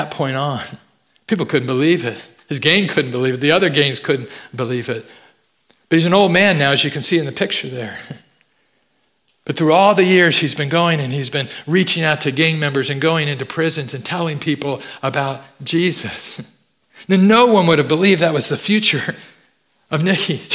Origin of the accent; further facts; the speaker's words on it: Fresno, California, United States; I grew up in Fresno, California.